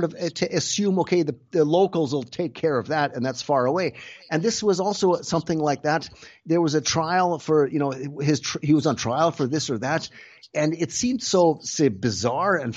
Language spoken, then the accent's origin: English; Canada; moved away as an adult; now in Germany; We both grew up in Canada. Like our family, we grew up in Canada, but and then I moved to Germany in 1985 already